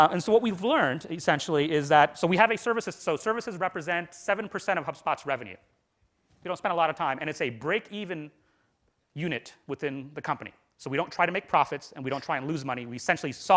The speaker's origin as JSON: {"language": "English", "country": "India", "said": "I'm from India"}